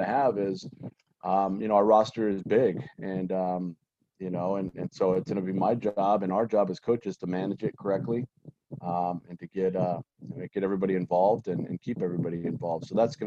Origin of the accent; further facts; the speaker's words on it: San Gabriel Valley, Southern California, United States; being born and raised in Southern California and in the San Gabriel Valley